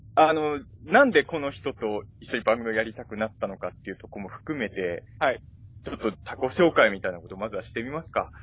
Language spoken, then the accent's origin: Japanese; Ibaraki, Japan; now in Chofu, Japan; 僕も出身は茨城